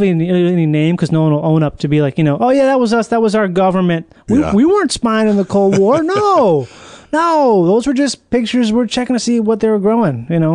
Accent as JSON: {"language": "English", "town": "Rochester", "region": "Minnesota", "country": "United States", "tie": "born or raised there", "said": "the house I grew up in Rochester, Minnesota"}